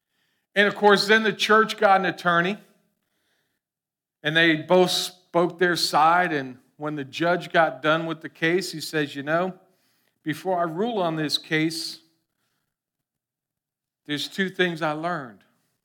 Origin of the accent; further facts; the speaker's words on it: Florida, United States; Lord knows we grew up in South Florida. Everyone has seen ficus trees.